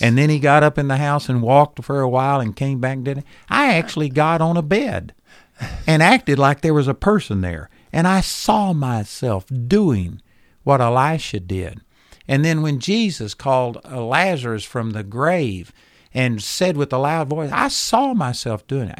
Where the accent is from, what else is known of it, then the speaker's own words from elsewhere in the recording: Texas, United States; I was a hick from Texas